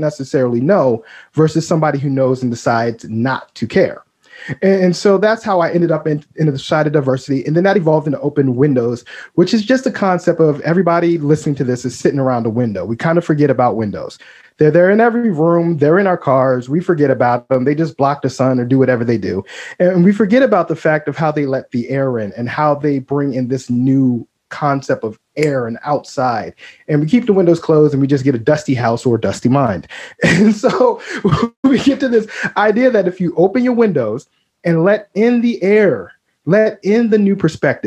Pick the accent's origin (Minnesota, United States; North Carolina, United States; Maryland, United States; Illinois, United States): Maryland, United States; Baltimore; I grew up in Baltimore